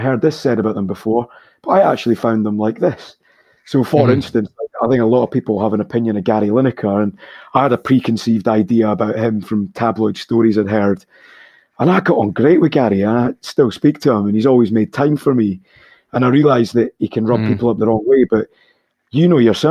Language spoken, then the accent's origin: English; Scotland, United Kingdom; being Scottish and where we grew up